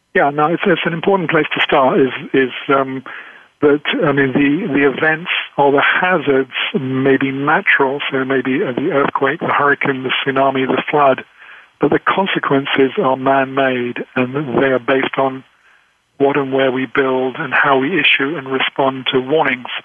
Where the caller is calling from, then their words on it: England, United Kingdom; I'm calling from England